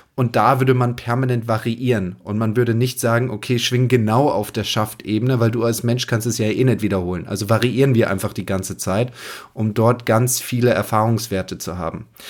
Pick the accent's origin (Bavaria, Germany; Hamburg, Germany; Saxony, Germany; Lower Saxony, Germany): Bavaria, Germany; Wasserburger Land, east of Munich; Mein Heimatplatz Golfclub Pfaffing, Wasserburger Land, wo ich herkomme, im Münchner Osten